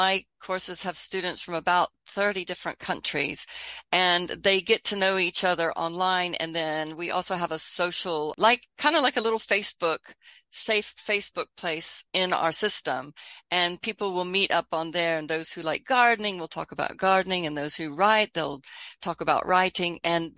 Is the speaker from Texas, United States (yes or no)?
yes; Texas, United States; also born or lived in United Kingdom; I have this funny accent where I would say hello because I lived in Britain a long time, but I grew up in Texas and I'm there now, so I'd also say howdy.